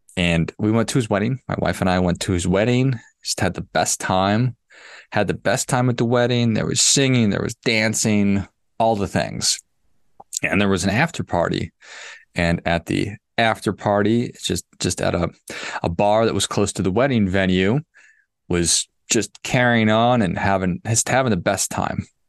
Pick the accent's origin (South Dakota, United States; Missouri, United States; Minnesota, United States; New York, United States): Minnesota, United States; Duluth; I grew up in Duluth